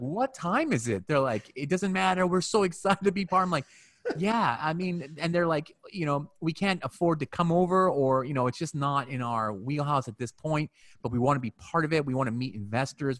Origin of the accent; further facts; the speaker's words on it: Canada; moved away; also born or lived in Asia; I'm Canadian